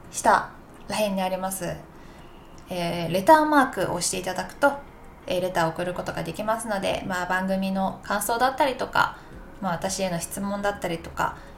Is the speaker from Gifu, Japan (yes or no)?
yes; Takayama, Gifu, Japan; こんなに岐阜の高山出身なんですけど高山におった時はめっちゃ寒くて寒くてもなんか素足とかスカートミニスカート履いたりとかしてたのにもう